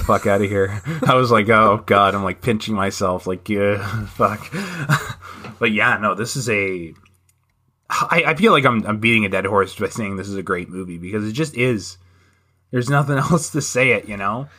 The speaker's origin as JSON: {"language": "English", "country": "Canada", "said": "I am a Canadian"}